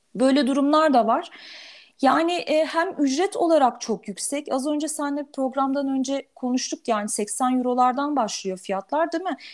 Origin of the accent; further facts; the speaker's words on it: Turkey; bir Türk olarak